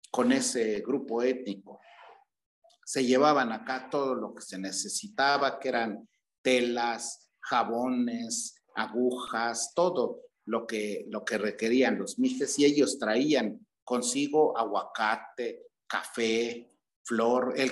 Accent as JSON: {"language": "Spanish", "town": "Mitla", "region": "Oaxaca", "country": "Mexico", "tie": "born or raised there", "said": "Bueno, mire, en esa época que yo fui niño, el pueblo era, era muy hermoso, estaba muy bonito, un pueblo muy típico, cercos de cactus, casas de adobe, casas de, paja"}